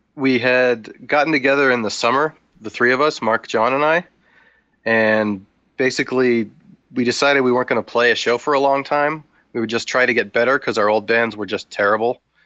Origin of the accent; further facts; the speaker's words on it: Ajax, Ontario, Canada; now in Hamilton, Canada; born in Ajax